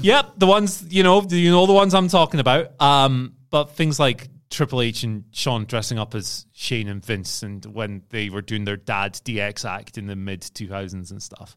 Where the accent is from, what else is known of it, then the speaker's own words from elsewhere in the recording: Scotland, United Kingdom; being a Scottish man, I am well connected to every person from Scotland